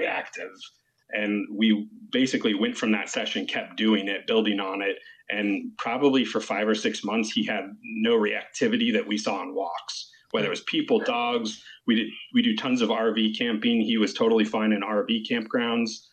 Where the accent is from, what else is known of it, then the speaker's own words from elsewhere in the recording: California, United States; We're actually from California